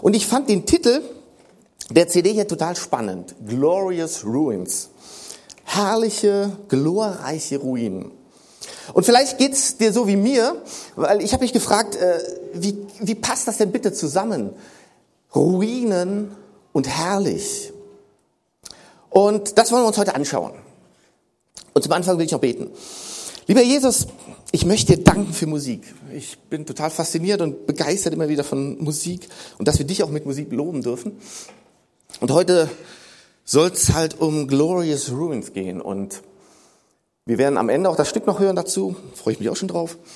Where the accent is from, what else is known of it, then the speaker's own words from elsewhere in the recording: North Rhine-Westphalia, Germany; ich komme ja aus dem Rheinland, gibt's das Siebengebirge. Und dazu muss ich sagen, wir Rheinländer haben ein bisschen anderes Verständnis von Gebirgen.